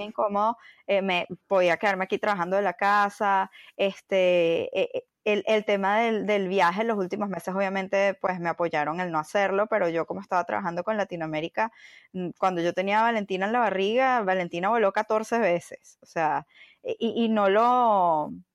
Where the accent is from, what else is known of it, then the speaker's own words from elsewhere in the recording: Venezuela; moved away as an adult; also born or lived in Bogotá, Colombia / Miami, United States; now in New York, United States; salí de Venezuela hace casi 12 años. Em, empecé en Caracas en una agencia de publicidad